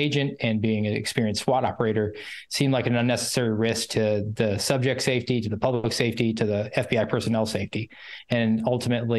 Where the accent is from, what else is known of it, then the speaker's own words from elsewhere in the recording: Georgia, United States; also born or lived in Northwest Iowa; now in Daytona Beach, United States; My hometown is in Georgia